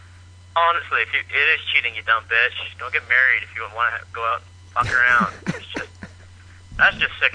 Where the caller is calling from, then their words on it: Idaho, United States; Northern Idaho. I'm not Australian, but I have a healer.